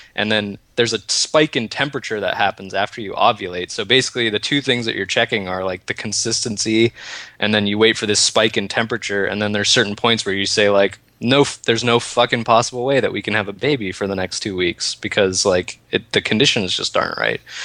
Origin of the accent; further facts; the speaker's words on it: United States; moved away as an adult; also born or lived in Washington State; now in Canada; I live in America. I'm American